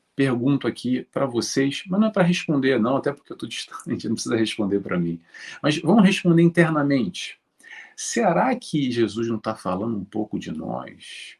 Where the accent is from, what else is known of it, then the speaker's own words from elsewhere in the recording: Rio de Janeiro, Brazil; moved away; Eu sou do Rio de Janeiro, já saí do Brasil há muito tempo